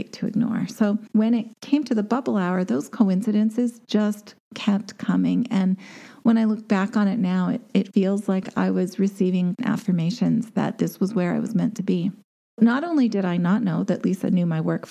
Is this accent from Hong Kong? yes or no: no; Canadian Prairies, Canada; I'm a girl from the Canadian prairies